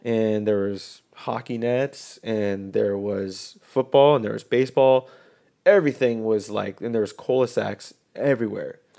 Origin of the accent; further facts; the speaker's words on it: Colorado, United States; We grew up in Colorado.